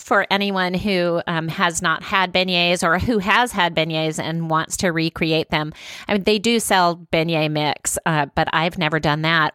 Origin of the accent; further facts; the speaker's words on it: Louisiana, United States; moved away; Louisiana, my home state